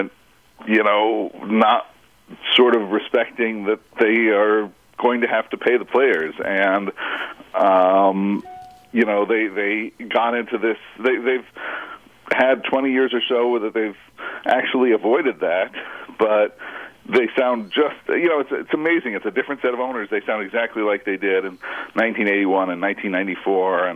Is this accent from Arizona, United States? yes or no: yes; Phoenix, Arizona, United States; I'm from Phoenix, Arizona